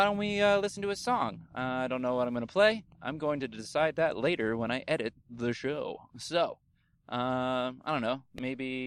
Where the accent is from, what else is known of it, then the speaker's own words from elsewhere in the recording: New Jersey, United States; moved away; I am from New Jersey. I was born there.